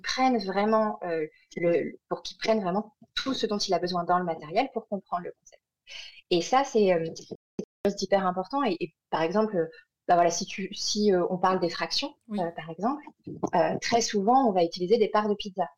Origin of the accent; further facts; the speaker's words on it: France; moved away as an adult; also born or lived in Montreal, Canada; quand on est orthophoniste française, qu'on est diplômé de France ou de Belgique ou de Suisse